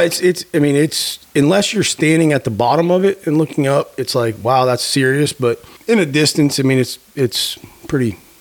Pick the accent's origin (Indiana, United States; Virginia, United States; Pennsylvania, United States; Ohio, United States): Pennsylvania, United States; moved away; I grew up in Pennsylvania